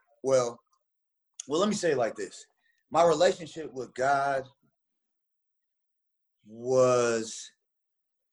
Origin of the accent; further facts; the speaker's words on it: Memphis, Tennessee, United States; moved away; also born or lived in Texas / Indiana; I'm from Memphis, Tennessee, and then a small town in the colony